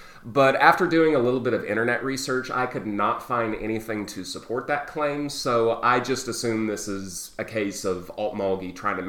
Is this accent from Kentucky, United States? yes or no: no; Okmulgee, Oklahoma, United States; I'm originally from Altmulgee, Oklahoma, which is about 40 miles south of Tulsa on Highway 75.